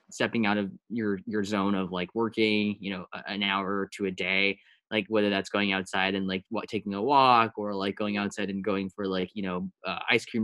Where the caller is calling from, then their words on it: Hsinchu, Taiwan; I'm calling in from Taiwan.